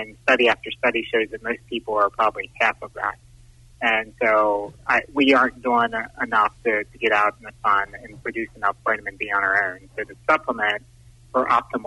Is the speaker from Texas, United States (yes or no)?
no; Waynesboro, Pennsylvania, United States; I was a graduate from Waynesboro High School back three decades ago now